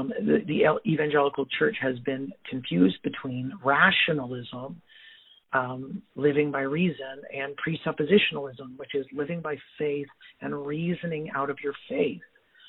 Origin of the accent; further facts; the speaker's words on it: Canada; And so Canadians have never fought for our own nation.